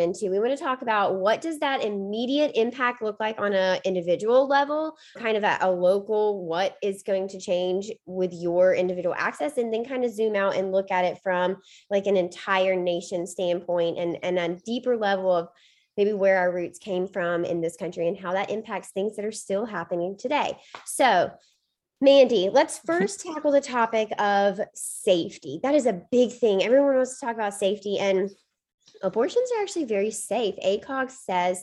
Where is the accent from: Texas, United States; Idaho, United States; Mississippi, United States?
Mississippi, United States; moved away as an adult; now in Boston, United States; I grew up in Mississippi and spent my first 24 years of life down there. So I may be in Boston now